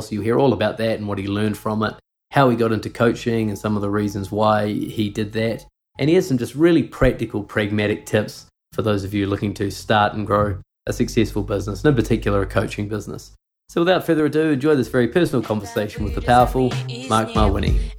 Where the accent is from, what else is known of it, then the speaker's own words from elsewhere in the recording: New Zealand; I grew up in New Zealand. I never never lived in Canada, but my mum is from Montreal